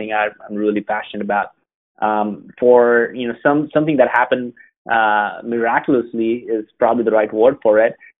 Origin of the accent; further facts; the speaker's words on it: Atlanta, Georgia, United States; Atlanta, which is my hometown